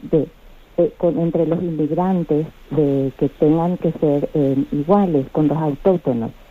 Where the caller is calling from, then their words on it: Madrid, Community of Madrid, Spain; Soy Margarita, aquí de Madrid